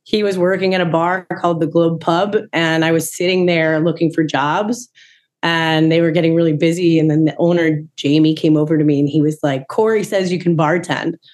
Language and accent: English; Long Island, New York, United States; also born or lived in South Carolina; We're from we're from Long Island, and then we moved down south, and there was mini bottles.